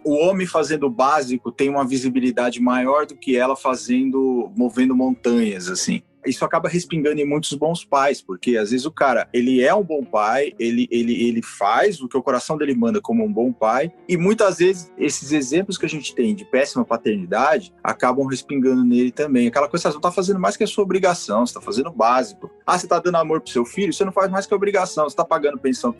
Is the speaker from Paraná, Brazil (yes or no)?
no; São Paulo, Brazil; sou de São Paulo